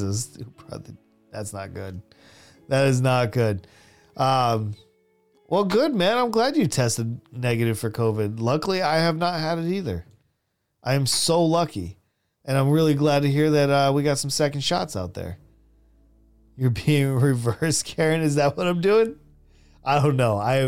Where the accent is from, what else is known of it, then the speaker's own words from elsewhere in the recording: United States; moved away as an adult; also born or lived in Saudi Arabia / South Korea / Philippines; As an American